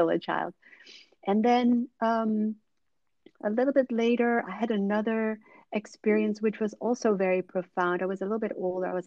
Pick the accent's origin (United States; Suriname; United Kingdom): Suriname; also born or lived in Netherlands; I was born in the Netherlands, but they moved to Suriname in South America when I was a child. And so I grew up there